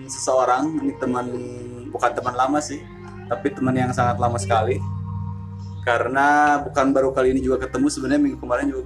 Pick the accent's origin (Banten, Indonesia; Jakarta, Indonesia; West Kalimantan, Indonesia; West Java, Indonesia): West Java, Indonesia; Kuningan; gue asli Kuningan gue besar di Kuningan juga